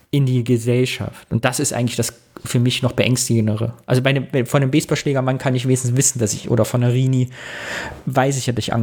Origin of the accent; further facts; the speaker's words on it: Sondershausen, Thuringia, Germany; Es gab ja den angeblichen Satanistenmord in Sondershausen, da wo ich herkomme, was meines Erachtens ein rechtsradikaler Mord war, der auch nie richtig damals thematisiert worden ist.